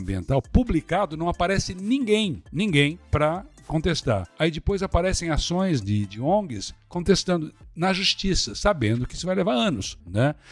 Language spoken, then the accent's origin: Portuguese; Blumenau, Santa Catarina, Brazil; eu sou de Blumenau